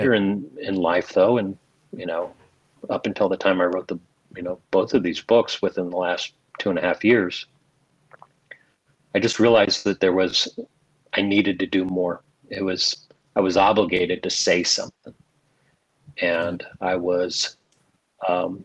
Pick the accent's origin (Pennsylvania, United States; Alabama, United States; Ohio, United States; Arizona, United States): Arizona, United States; moved away as an adult; also born or lived in Indiana / El Paso, Texas; I was born in Indiana. And as a very young guy, my parents moved me to Arizona. And that's where I did most of my formative years from the age of 5 to 18